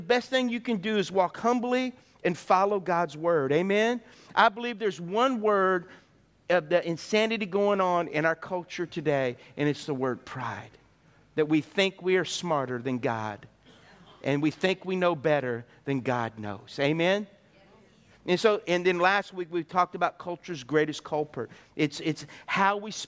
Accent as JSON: {"language": "English", "country": "United States", "said": "I'm an American"}